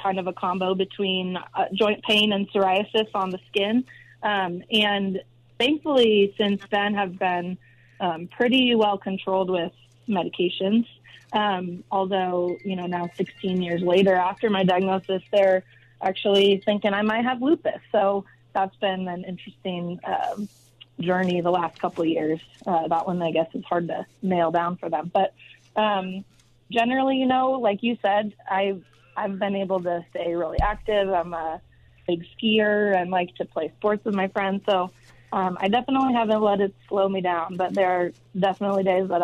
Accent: Santa Barbara, California, United States; moved away as an adult; also born or lived in Ohio; now in Denver, United States; Grew up in Santa Barbara, California

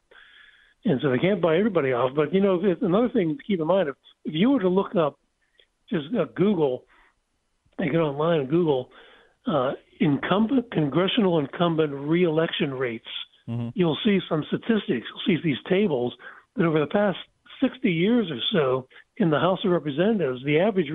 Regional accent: Pennsylvania, United States; I'm from Pennsylvania

